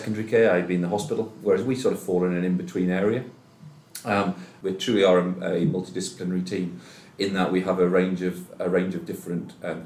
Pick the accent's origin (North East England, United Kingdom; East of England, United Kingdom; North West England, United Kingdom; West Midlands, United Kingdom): North East England, United Kingdom; Sunderland; also born or lived in Leeds; I'm from Sunderland originally